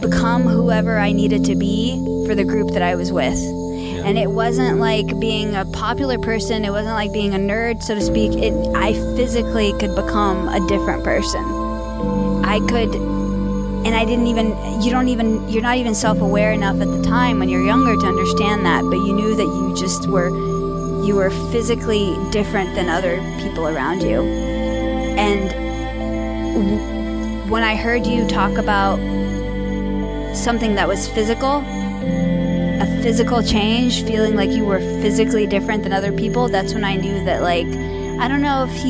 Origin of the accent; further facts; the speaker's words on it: U.S. Virgin Islands; born there; well, my family is, you know, Middle Eastern, but I was born in the United States. I was born in the Virgin Islands.